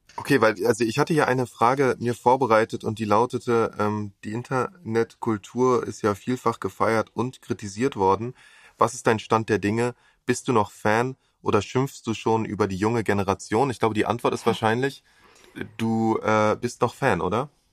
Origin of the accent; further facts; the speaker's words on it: Berlin, Germany; als Berliner